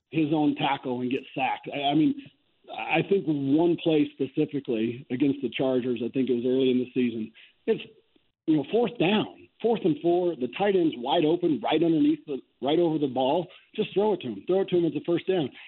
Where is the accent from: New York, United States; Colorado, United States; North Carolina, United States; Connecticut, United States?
Colorado, United States; Fort Morgan; growing up in Fort Morgan, I had this big big yard